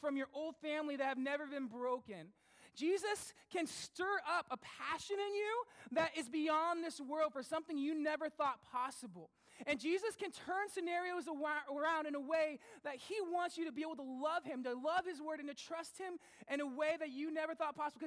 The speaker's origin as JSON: {"language": "English", "country": "United States", "moved": "yes", "lives_now": "Sussex, Canada", "said": "I'm American"}